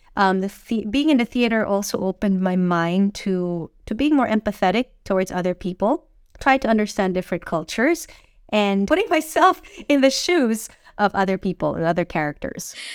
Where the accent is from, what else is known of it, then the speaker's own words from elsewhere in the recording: Manila, Metro Manila, Philippines; moved away as an adult; now in Hong Kong; I'm Filipino, and I grew up uh, in Manila, and I've, I lived there for basically all my life until I was twenty-three.